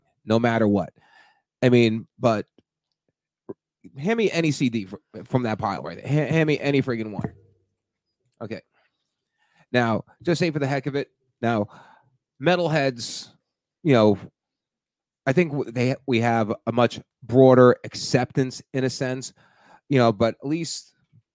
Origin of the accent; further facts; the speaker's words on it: New Jersey, United States; I'm from New Jersey, right outside of New York